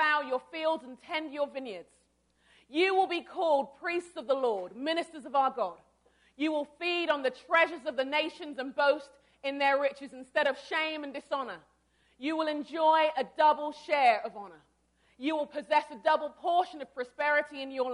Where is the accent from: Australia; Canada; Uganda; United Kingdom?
United Kingdom; London; moved away as an adult; now in Arden Hills, United States; I was born in London. I was born in London, England. My parents are Nigerian, and I moved here with my husband about 10 years ago.